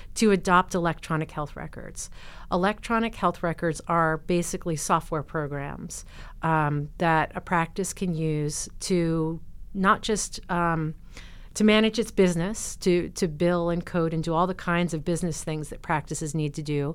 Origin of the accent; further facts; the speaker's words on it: New Jersey, United States; moved away as an adult; now in Oregon, United States; where I grew up in New Jersey